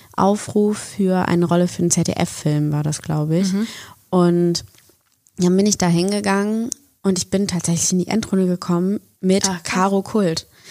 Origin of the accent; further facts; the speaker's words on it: Bonn, North Rhine-Westphalia, Germany; moved away as an adult; now in Berlin, Germany; ich komme ursprünglich aus Bonn bin nach Berlin gegangen nach dem Abi